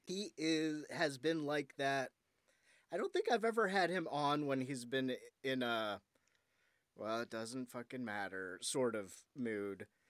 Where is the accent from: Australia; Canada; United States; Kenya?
United States; Ohio; I was from Ohio